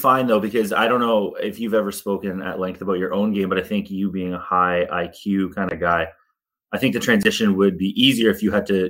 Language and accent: English; Canada; I'm from Canada.